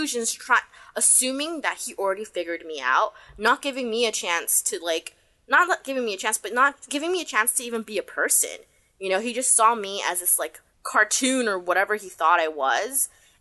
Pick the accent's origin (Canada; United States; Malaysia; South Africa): United States; now in Hong Kong; I'm from America.